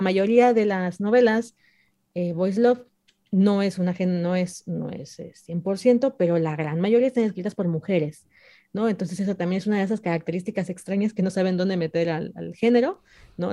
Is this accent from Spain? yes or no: no; Mexico; yo soy mexicana